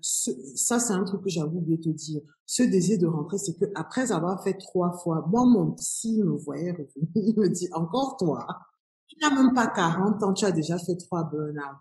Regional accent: Cameroon; moved away as an adult; also born or lived in France / Canada; je suis partie du Cameroun en août 2020, 2001. donc je suis partie pour la France.

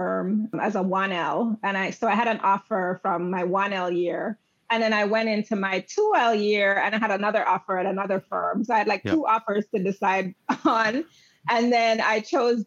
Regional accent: Jamaica; I grew up in Jamaica, West Indies

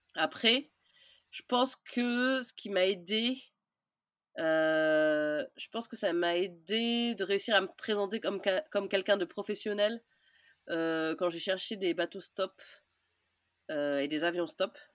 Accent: Orléans, Centre-Val de Loire, France; moved away as an adult; j'ai grandi à Orléans, mais depuis mes 18 ans, j'habitais plus à Orléans

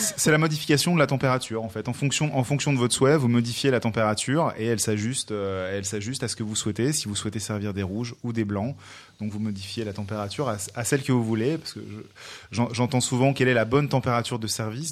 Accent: France; je suis français

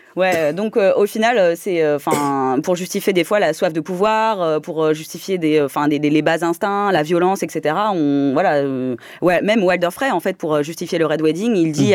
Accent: France; chez nous en France

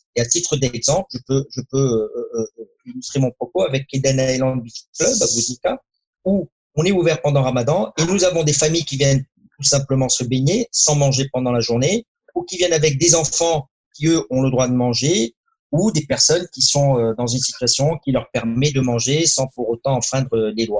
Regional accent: Morocco; je suis très fier de, de ce qui s'est passé dans mon pays natal

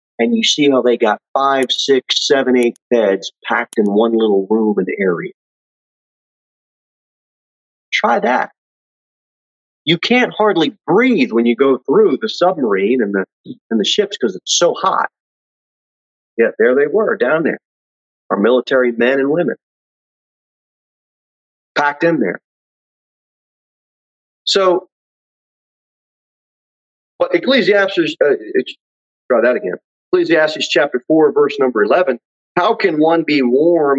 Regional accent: United States; We're just Americans.

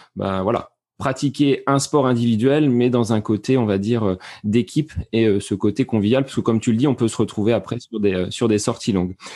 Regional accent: France; chez nous en France

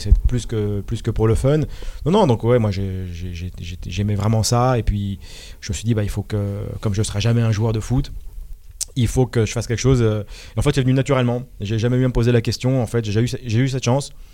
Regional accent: Malakoff, Île-de-France, France; also born or lived in Paris; Je suis né à Paris. J'ai grandi dans les Hauts-de-Seine à Malakoff

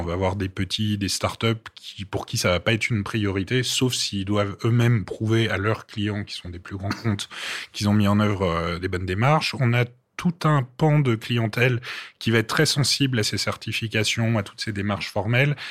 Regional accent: Paris, Île-de-France, France; also born or lived in Brittany; je suis parisien

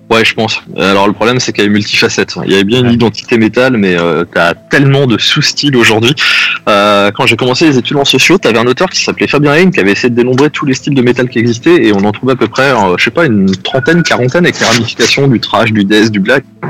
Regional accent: France; on est français

